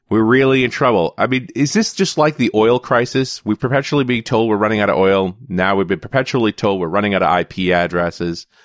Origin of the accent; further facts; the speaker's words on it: Canada; even though I'm a Canadian and we're a little more casual on the patriotic side of things